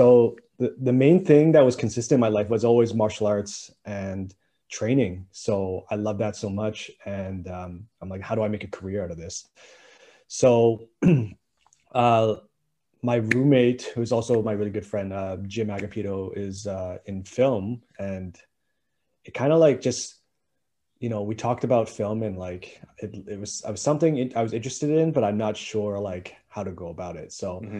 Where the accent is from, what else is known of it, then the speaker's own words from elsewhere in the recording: Winnipeg, Manitoba, Canada; I'm just somebody from Winnipeg, right?